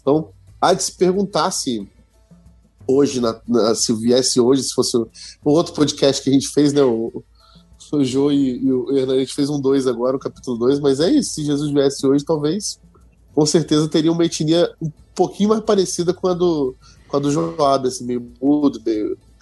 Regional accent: Rio de Janeiro, Brazil; minha terra natal como exemplo, meu querido Rio de Janeiro

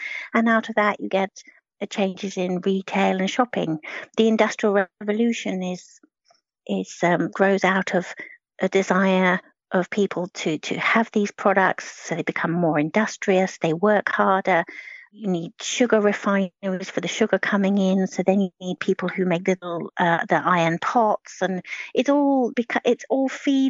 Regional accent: United Kingdom

